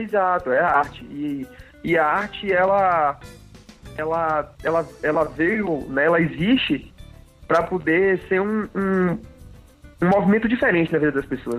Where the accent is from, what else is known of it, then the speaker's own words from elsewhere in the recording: Salvador, Bahia, Brazil; accent: baiano; moved away; aquele alicerce baiano que é que é o que eu sou, sou baiano, é o meu sotaque